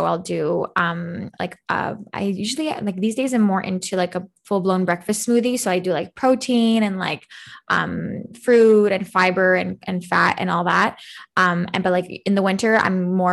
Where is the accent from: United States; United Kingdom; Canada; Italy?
Canada; I'm not American, but I'm Canadian